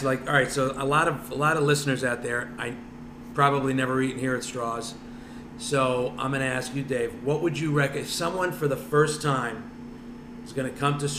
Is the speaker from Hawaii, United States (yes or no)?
no; New Jersey, United States; I'm from North Jersey, so I got to say Taylor ham, egg and cheese